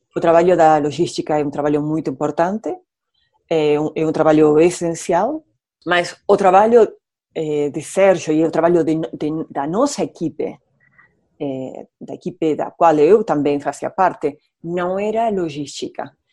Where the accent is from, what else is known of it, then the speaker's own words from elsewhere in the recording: Argentina; Portuguese is a second language; now in Rio de Janeiro, Brazil; eu sou argentina